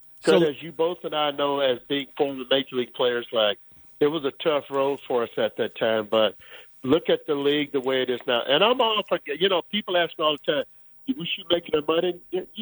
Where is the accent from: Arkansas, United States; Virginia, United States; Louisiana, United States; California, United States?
Louisiana, United States; I am from Louisiana